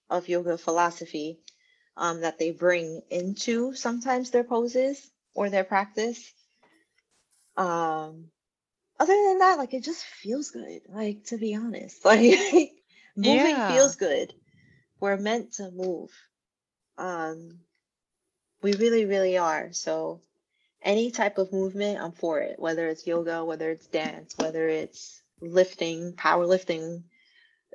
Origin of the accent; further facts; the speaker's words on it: New York City, New York, United States; I'm from Harlem